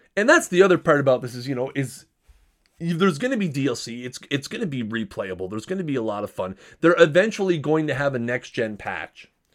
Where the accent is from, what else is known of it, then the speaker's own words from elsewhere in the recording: Canada; I'm a Canadian